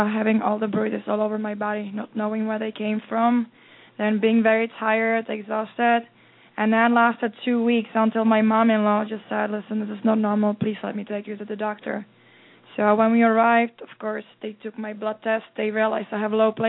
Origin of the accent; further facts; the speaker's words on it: Czechia; now in United States; I was born in Czechoslovakia